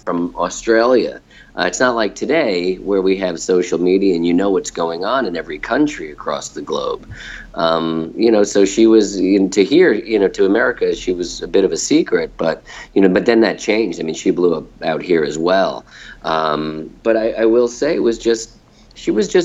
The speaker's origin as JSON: {"language": "English", "region": "New Jersey", "country": "United States", "said": "I'm from New Jersey. I'm from a blue-collar town"}